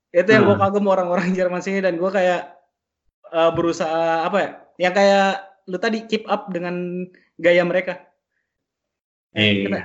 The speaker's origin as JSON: {"language": "Indonesian", "town": "Palu", "region": "Central Sulawesi", "country": "Indonesia", "tie": "born there", "said": "gue kan lahir di Palu"}